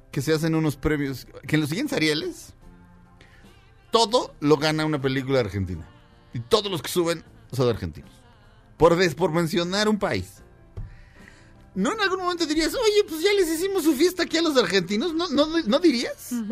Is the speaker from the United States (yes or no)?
yes; United States; Spanish is a second language; soy este gringo promedio.